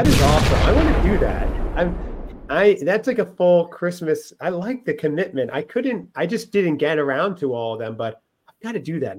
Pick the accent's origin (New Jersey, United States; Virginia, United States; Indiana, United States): New Jersey, United States; You now live in New Jersey, my home state, and where Seth's mom and my mom's from.